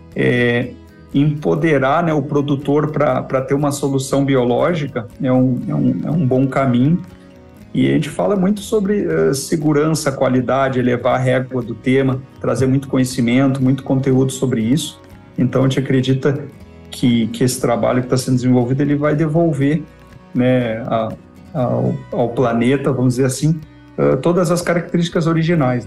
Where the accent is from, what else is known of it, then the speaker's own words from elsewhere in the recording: Porto Alegre, Rio Grande do Sul, Brazil; moved away as an adult; sou nascido no Rio Grande do Sul, Porto Alegre. É, vivi lá desde o nascimento até os 23 anos, região metropolitana, Porto Alegre, Canoas, aquela região ali